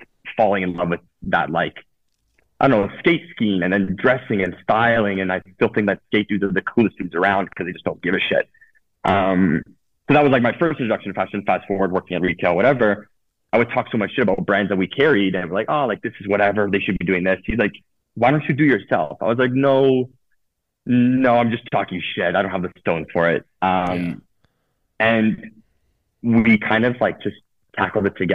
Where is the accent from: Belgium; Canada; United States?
Canada; Toronto, Ontario; also born or lived in Italy / Spain; I grew up in Toronto. I moved to Italy when I was 18